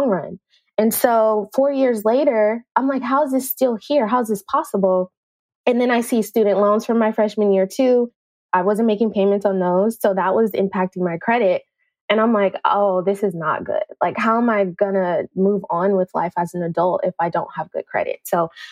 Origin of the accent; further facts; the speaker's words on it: Oakland, California, United States; moved away as an adult; now in San Antonio, United States; I grew up in East Oakland